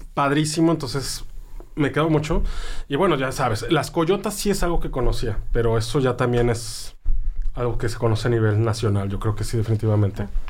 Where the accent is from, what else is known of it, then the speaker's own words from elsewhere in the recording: Mexico City, Mexico; now in Sonora, Mexico; Como chilango